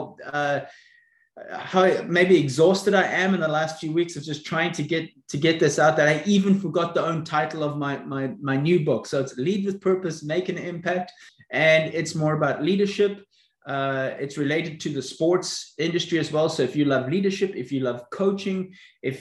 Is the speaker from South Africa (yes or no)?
yes; South Africa; now in Florida, United States; I was brought up in South Africa, so that's maybe where you can locate my accent